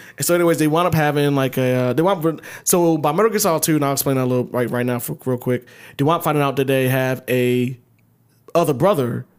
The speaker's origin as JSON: {"language": "English", "town": "Ellenwood", "region": "Georgia", "country": "United States", "tie": "born or raised there", "said": "I grew up in middle class, like, fucking Ellenwood"}